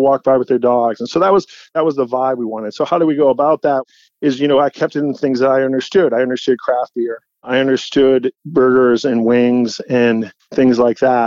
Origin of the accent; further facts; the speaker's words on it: St. Paul, Minnesota, United States; now in New York, United States; I grew up in St. Paul, but I grew up in suburbs kind of too